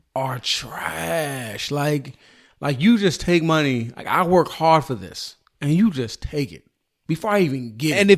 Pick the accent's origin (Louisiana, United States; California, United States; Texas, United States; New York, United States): California, United States; I'm from California.